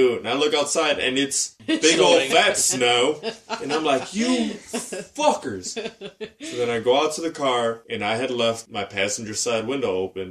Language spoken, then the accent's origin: English; Chicago, Illinois, United States; I'm a Chicagoan